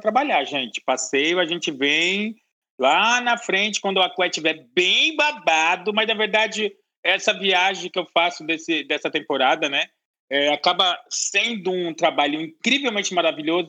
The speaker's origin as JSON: {"language": "Portuguese", "area": "Brasilândia", "region": "São Paulo", "country": "Brazil", "said": "eu vim é, da Brasilândia, de um bairro humilde"}